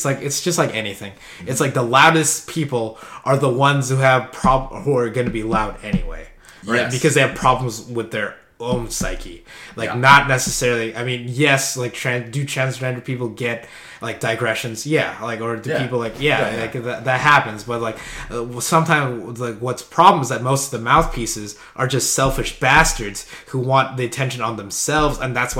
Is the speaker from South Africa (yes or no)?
no; Philippines; I'm Filipino.